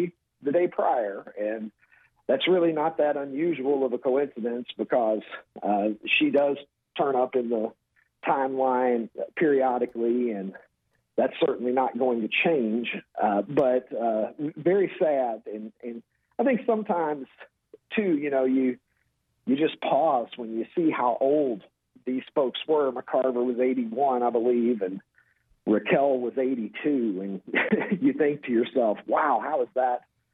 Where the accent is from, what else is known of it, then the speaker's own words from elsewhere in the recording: Kentucky, United States; I was born and raised in Kentucky